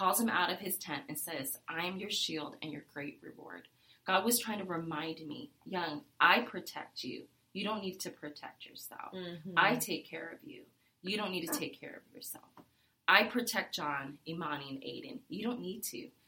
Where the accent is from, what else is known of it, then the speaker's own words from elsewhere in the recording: Vietnam; moved away; I'm a refugee from Vietnam